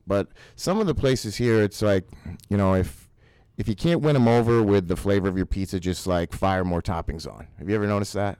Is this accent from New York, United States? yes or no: yes; Binghamton, New York, United States; now in Iowa, United States; I'm from New York